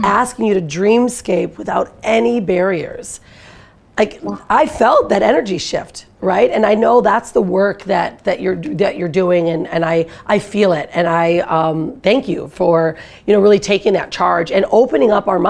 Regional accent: Detroit, Michigan, United States; I'm from Detroit, Michigan

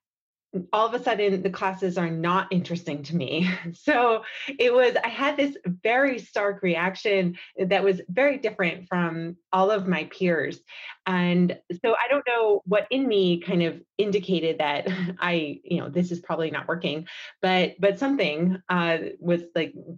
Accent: New York, United States; I grew up in New York

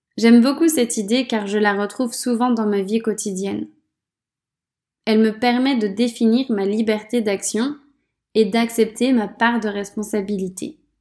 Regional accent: France; Quand je suis chez moi, en France

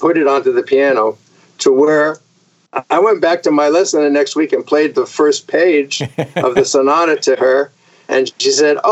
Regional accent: Vermont, United States; also born or lived in Connecticut; I was born in Connecticut. We moved to Vermont when I was 4 years old.

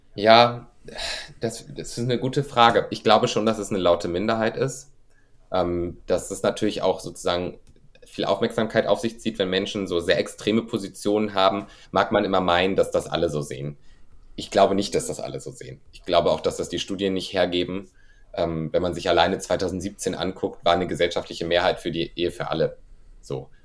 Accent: rural northern Germany, Germany; now in Cologne, Germany; Ich wohne in, ich wohne in Köln, ich bin natürlich auch für Drehs auf den großen Städten unterwegs. Das ist ein anderes Leben als da, wo ich herkomme vom norddeutschen Land

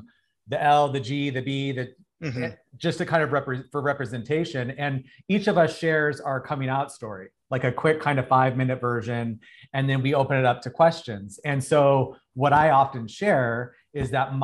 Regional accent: Arizona, United States; now in Los Angeles, United States; I'm from Arizona. So I live in Los Angeles, but I was home in Arizona visiting.

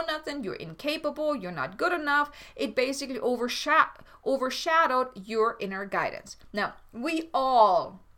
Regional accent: Germany; moved away; I'm from Germany

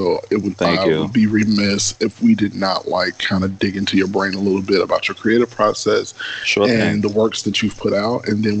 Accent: Chicago, Illinois, United States; growing up in Chicago, I was in ballroom for like 13 years.

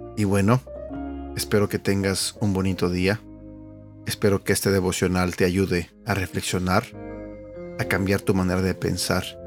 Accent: Mexico; now in United States; En México, de donde yo soy

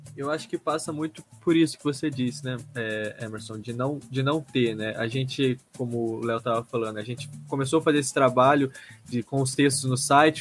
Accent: Guaratinguetá, São Paulo, Brazil; Eu sou paulista do interior, Guaratinguetá

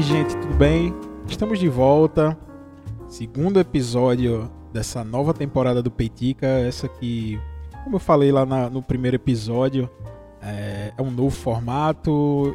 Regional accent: interior of Pernambuco, Brazil; Eu sou do interior de Pernambuco, você que está ouvindo aí esse sotaque maravilhoso

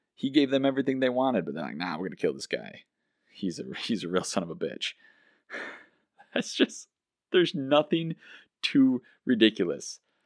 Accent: United States; as an American citizen

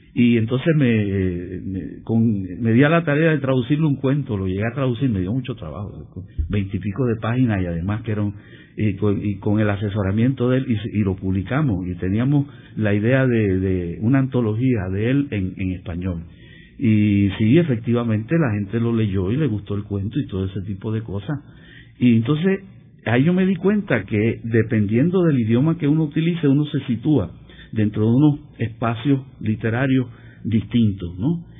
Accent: Puerto Rico; also born or lived in United States; aquí en Puerto Rico hemos sido tradicionalmente demasiado puristas

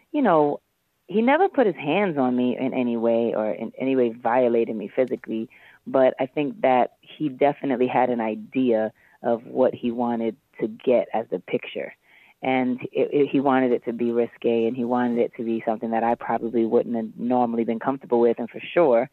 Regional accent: New York City, New York, United States; I was 18, 19, and I had these cornrows, and I was from Harlem

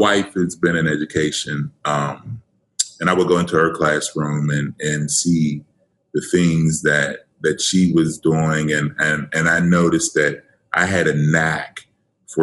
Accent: Pittsburgh, Pennsylvania, United States; born and raised in Pittsburgh, PA, go Steelers. Actually, section of Pittsburgh called Wilkinsburg, East End.

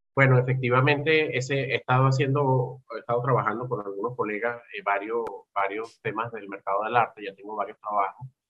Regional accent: Venezuela; also born or lived in United States; este es mi país, donde nací yo, me formé yo

